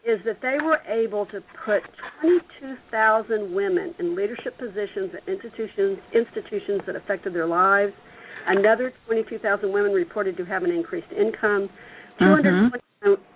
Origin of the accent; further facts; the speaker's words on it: the South, United States; I'm from the South and I talk real fast